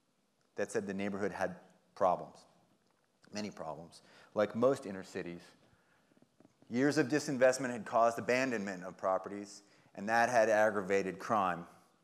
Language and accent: English; Hackensack, New Jersey, United States; moved away as an adult; now in Portland, United States; I grew up in Hackensack, New Jersey, a working class suburb of New York